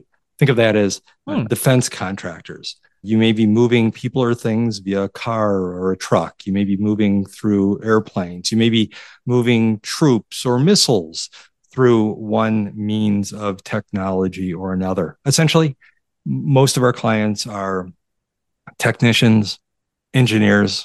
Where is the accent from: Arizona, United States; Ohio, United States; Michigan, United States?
Michigan, United States; Detroit; also born or lived in Chicago; as a young child, we moved from Chicago to Detroit. So I got acclimated to the Detroit area very, very quickly